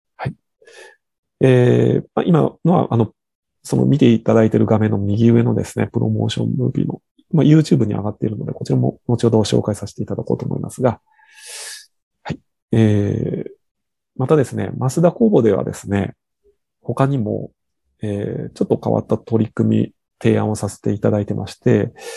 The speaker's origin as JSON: {"language": "Japanese", "region": "Shimane", "country": "Japan", "said": "我々の地元の島根県"}